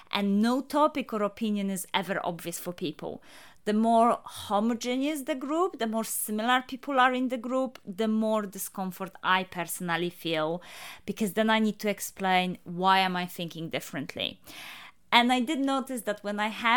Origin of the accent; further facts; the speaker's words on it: Poland; moved away as an adult; now in United Kingdom; I'm Polish, but I have been living in the UK for the last 15 years.